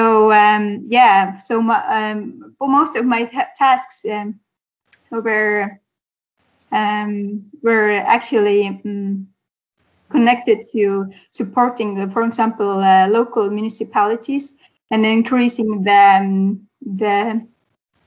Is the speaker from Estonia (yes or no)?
yes; Estonia; I'm from Estonia.